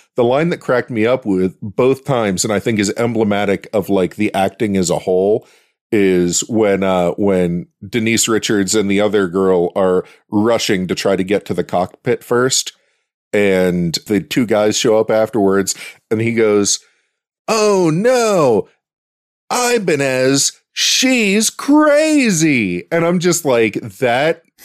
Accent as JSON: {"language": "English", "town": "Pittsburgh", "region": "Pennsylvania", "country": "United States", "said": "I'm from Pittsburgh"}